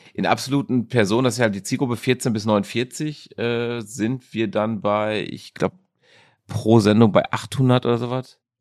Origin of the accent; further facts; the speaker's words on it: Dortmund, North Rhine-Westphalia, Germany; also born or lived in South Africa; Ich bin Dortmunder Junge. Ich bin in der Innenstadt geboren mhm. und äh, habe dann äh, Großteil meiner Jugend in Dortmund verbracht. Äh, den anderen Teil habe ich in Südafrika verbracht